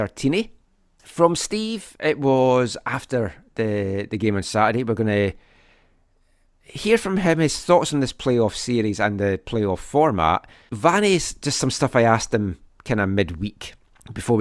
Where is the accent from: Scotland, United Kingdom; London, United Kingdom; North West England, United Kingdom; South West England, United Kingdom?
Scotland, United Kingdom; born or raised there; now in Vancouver, Canada